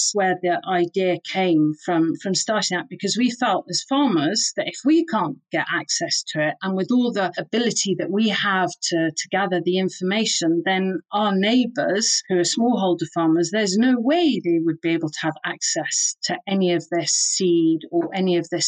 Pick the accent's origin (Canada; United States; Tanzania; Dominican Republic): Tanzania; also born or lived in Kenya / United Kingdom; So I grew up in Tanzania, Kenya, and also in the UK.